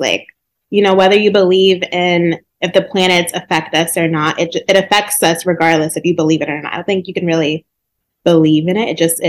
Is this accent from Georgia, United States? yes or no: yes; Atlanta, Georgia, United States; moved away; also born or lived in Connecticut / New York; I grew up in Atlanta.